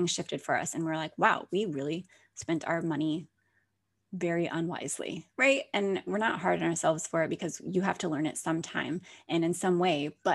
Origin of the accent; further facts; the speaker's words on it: Alaska, United States; moved away as an adult; now in Florida, United States; I was born and raised there.